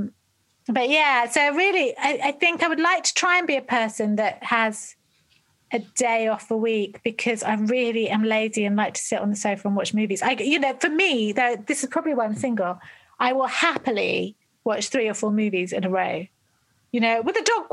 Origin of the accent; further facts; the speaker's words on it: England, United Kingdom; also born or lived in London; we're all English people